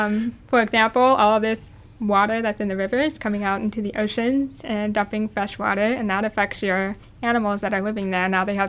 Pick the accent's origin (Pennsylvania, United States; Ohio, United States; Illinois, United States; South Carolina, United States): Ohio, United States; Cincinnati; moved away as an adult; I actually grew up in Ohio, the landlocked state.